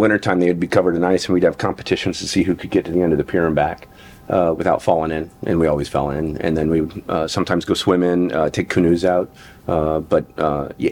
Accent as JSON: {"language": "English", "town": "Incline Village", "region": "Nevada", "country": "United States", "tie": "born or raised there", "said": "I grew up in Incline Village, Nevada, and very small town of permanent residents"}